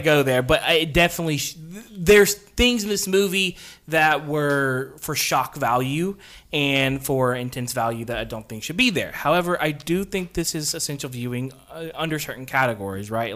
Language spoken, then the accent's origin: English; Central Alabama, United States; we're from Central Alabama